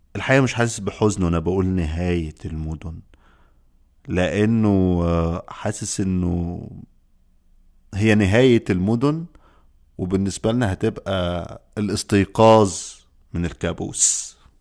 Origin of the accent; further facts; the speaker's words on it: Egypt; عندنا في مصر